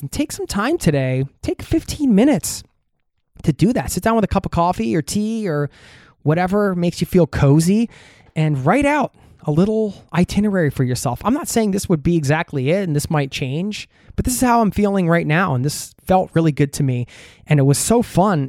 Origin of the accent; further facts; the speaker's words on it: United States; now in Norway; back in my home country in the U S A, visiting family 'cause I live overseas